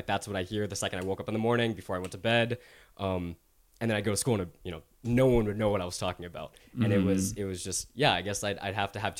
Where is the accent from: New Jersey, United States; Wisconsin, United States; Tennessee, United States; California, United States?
Tennessee, United States; Knoxville; growing up in Knoxville, Tennessee, a very predominant Caucasian town, and going to a Christian school as a Muslim, like I was born and raised as a Muslim.